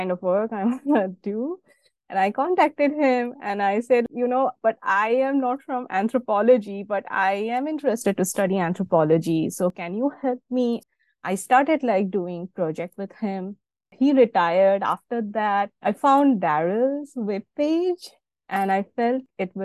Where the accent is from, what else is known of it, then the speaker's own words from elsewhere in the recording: Bardhaman, West Bengal, India; moved away; I was born in a small town in India. I'm from West Bengal, the state in India, and my hometown's name is Bardhaman